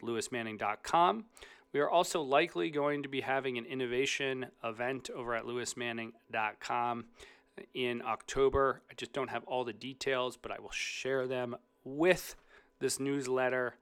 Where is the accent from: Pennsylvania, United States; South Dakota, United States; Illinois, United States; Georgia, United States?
Illinois, United States; Chicago; in my hometown of Chicago